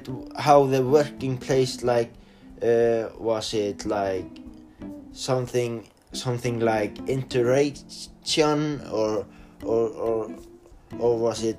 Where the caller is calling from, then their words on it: Norway; I'm studying in Flensburg. I'm online from Norway, so the teacher is always like going and send me like emails and things like